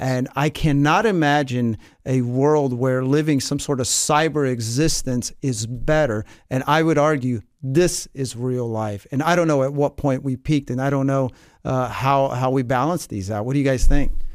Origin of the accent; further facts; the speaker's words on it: Atlanta, Georgia, United States; moved away; also born or lived in Havre, Montana; I grew up in the South. I grew up in Atlanta